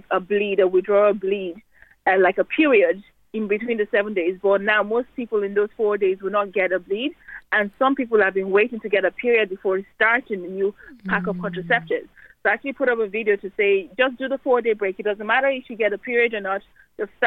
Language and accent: English; Nigeria; now in Ireland; I was born in Nigeria, but I've been in Ireland for almost 20 years.